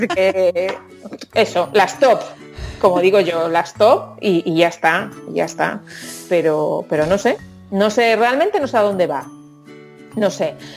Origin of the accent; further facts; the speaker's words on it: Lugo, Galicia, Spain; soy de Lugo